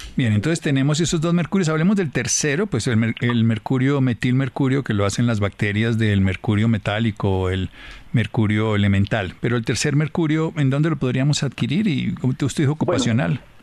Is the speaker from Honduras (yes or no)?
no; Colombia; como colombianos